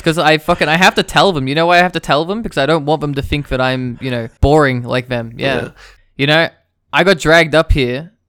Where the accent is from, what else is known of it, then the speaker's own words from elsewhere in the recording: Victoria, Australia; now in Canberra, Australia; I want people to know I'm from Victoria